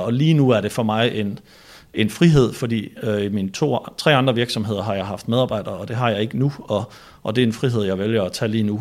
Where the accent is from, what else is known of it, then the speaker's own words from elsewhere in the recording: Denmark; now in Copenhagen, Denmark; nu er jeg jo fra Jylland